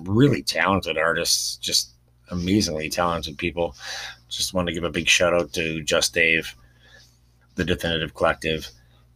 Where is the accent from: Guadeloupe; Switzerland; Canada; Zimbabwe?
Canada; I'm a Canadian, plain and simple, and I love being a Canadian